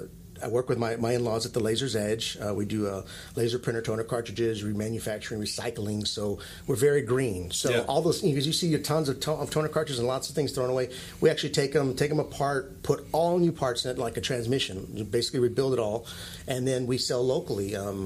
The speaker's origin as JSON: {"language": "English", "country": "Italy", "tie": "born or raised there", "also_born_or_lived": "Hawaii / New Mexico", "said": "I became a man in Hawaii, but I grew up in Italy."}